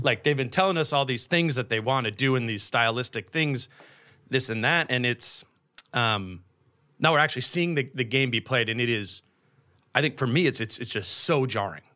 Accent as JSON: {"language": "English", "region": "Minnesota", "country": "United States", "tie": "born or raised there", "said": "I grew up in Minnesota, I went to college in Minnesota"}